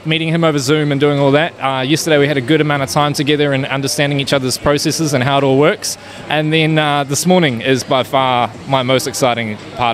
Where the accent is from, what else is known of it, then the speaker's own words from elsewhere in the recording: Auckland, New Zealand; I'm from Auckland, New Zealand.